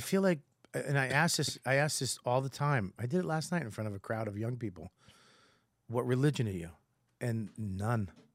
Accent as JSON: {"language": "English", "town": "Boston", "region": "Massachusetts", "country": "United States", "accent": "Boston", "said": "I'm Irish from Boston"}